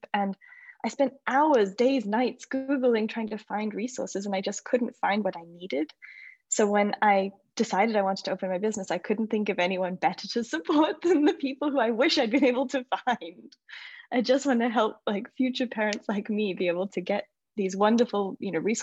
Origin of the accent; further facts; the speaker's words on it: Australia; moved away as an adult; also born or lived in United States; now in Paris, France; I'm originally from Australia. I moved to America when I was 18